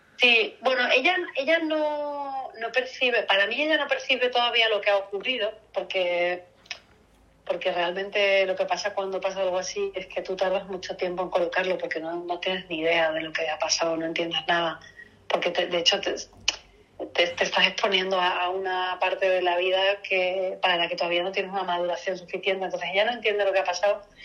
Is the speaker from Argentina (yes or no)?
no; Seville, Andalusia, Spain; yo soy de Sevilla